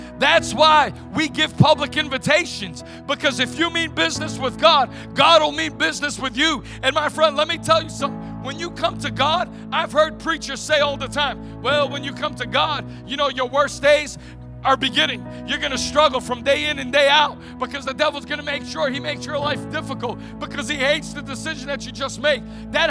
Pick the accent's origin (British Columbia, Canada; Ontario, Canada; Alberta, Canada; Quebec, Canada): Ontario, Canada; North York; I grew up in North York, Ontario, right outside of Toronto.